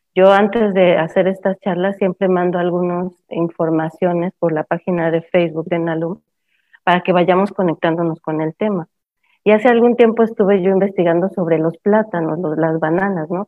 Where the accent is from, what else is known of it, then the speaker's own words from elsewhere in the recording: Mexico; moved away; also born or lived in Cancún, Mexico / San Cristóbal de las Casas, Mexico / Guatemala; soy de origen mexicana